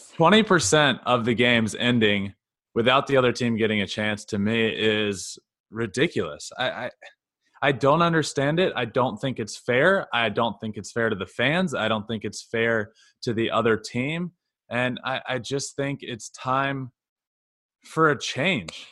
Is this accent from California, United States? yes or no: no; Goochland, Virginia, United States; I grew up in Goochland, Virginia.